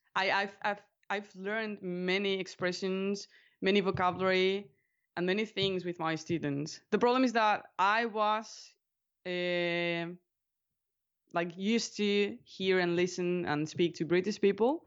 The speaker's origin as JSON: {"language": "English", "town": "Alicante", "region": "Valencian Community", "country": "Spain", "tie": "born or raised there", "first_language": "Spanish", "second_language": "English", "said": "I am from Alicante, which is, uh, a medium city in the southeast part of Spain. So I live on the Mediterranean coast, basically. And I was born here and I've been living here all my life, basically."}